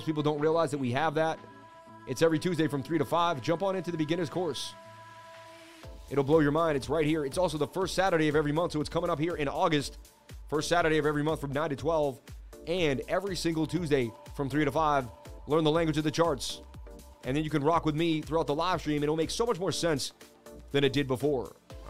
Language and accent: English; Scotland, United Kingdom; I'm from Scotland, and that replica reminds me the English are coming.